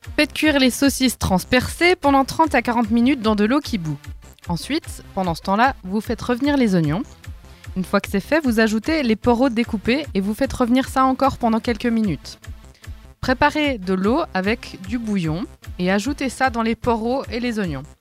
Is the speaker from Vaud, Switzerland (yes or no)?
yes; Lausanne, Vaud, Switzerland; mon lieu d'origine, c'est Lausanne. Et je suis une pure vaudoise.